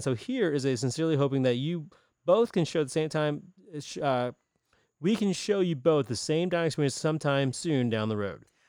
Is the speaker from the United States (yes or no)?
yes; Greenville, South Carolina, United States; I'm thirty-seven years old, born and raised in Greenville